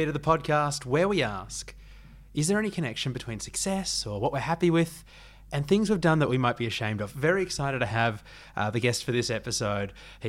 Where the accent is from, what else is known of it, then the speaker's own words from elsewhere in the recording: Port Macquarie, New South Wales, Australia; moved away; I grew up in Port Macquarie and, you know, when I moved to the city, it was strange.